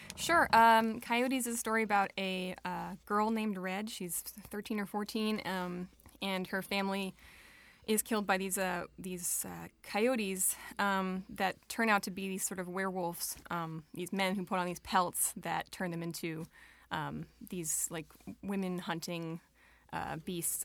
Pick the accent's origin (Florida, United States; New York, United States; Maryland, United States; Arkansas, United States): New York, United States; Long Island; moved away as an adult; also born or lived in Brooklyn, New York; now in Rochester, United States; raised on Long Island